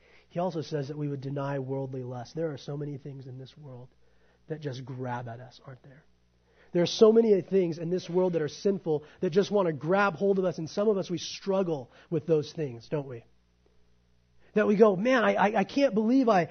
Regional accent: United States; I'm an American

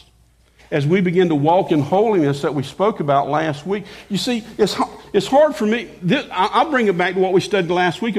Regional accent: the South, United States; I grew up in the South

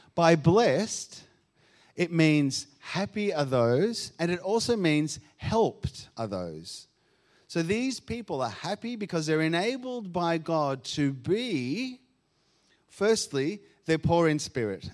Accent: Argentina; now in Australia; I grew up in Argentina

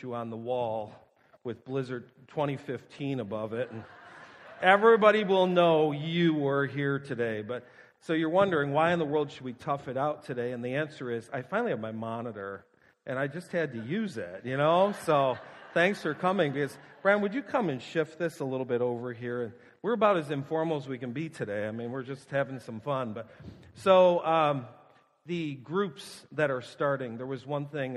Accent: Buffalo, New York, United States; moved away; I'm from Buffalo

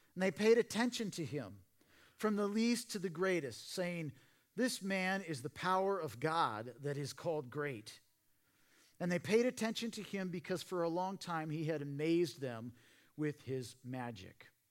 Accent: Portland, Oregon, United States; now in Simi Valley, United States; I grew up in Portland, Oregon

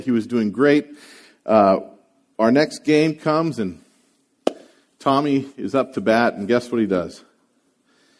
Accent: San Francisco Bay Area, California, United States; I grew up around the Bay Area

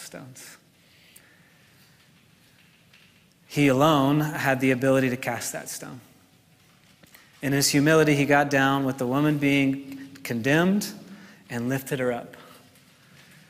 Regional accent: New York, United States; I'm from New York

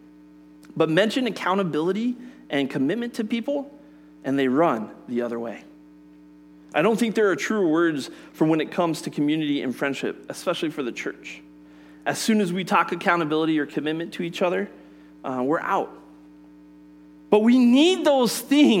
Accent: Colorado, United States; I grew up in Colorado

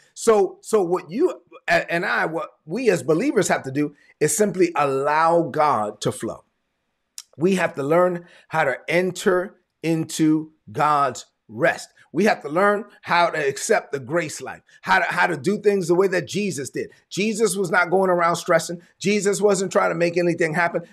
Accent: New York City, New York, United States; moved away; I'm from Brooklyn.

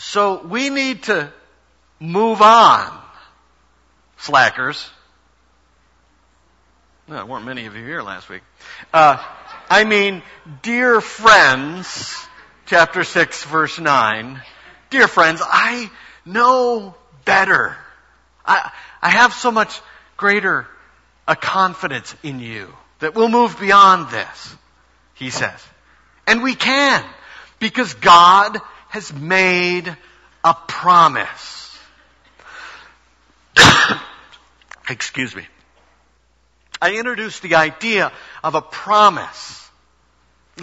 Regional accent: Chicago, Illinois, United States; moved away as an adult; also born or lived in Brooklyn; my parents' home, which was in the Chicago area. They were gone. It's the house, of course, that I grew up

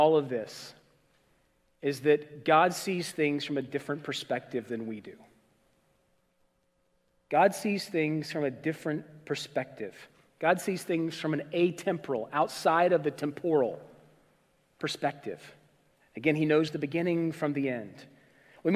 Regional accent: Indianapolis, Indiana, United States; I grew up in Indianapolis

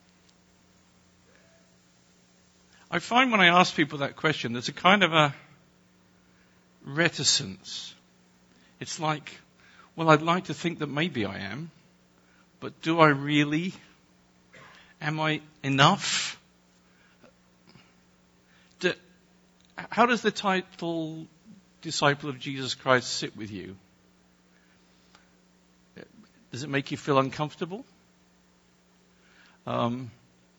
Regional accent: England, United Kingdom; I'm English

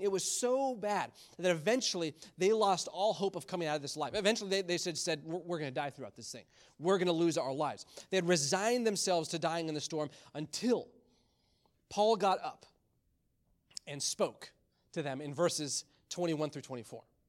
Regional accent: Michigan, United States; moved away; Growing up in Michigan, there was always some type of snowstorm.

